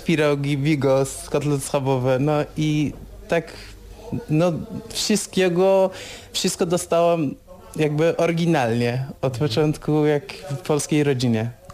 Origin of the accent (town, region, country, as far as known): Iran; Polish is a second language; moved away as an adult; now in Poland